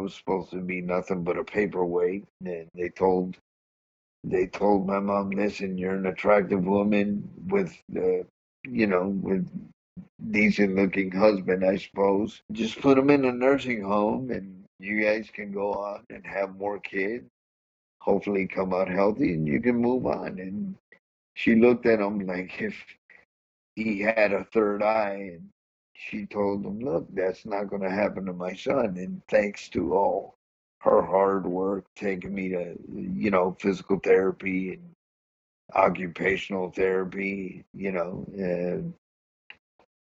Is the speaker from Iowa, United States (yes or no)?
no; New Jersey, United States; moved away; I'm originally from New Jersey, so I got diagnosed up there